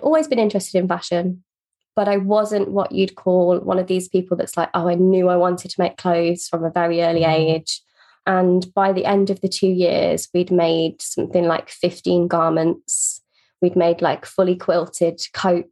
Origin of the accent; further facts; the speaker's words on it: Northamptonshire, East Midlands, United Kingdom; I grew up in a very small town in Northamptonshire